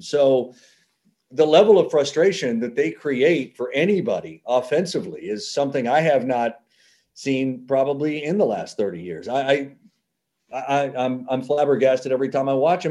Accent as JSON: {"language": "English", "region": "Oklahoma", "country": "United States", "tie": "born or raised there", "said": "I grew up in Oklahoma"}